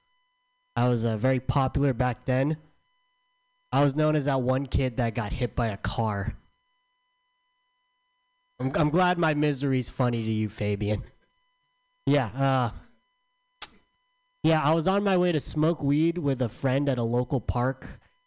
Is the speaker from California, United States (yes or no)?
yes; San Diego, California, United States; I'm from San Diego